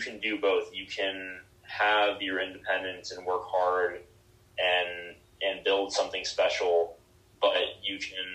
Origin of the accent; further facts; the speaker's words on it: Miami, Florida, United States; also born or lived in Seattle; now in Denver, United States; I'm from Miami originally.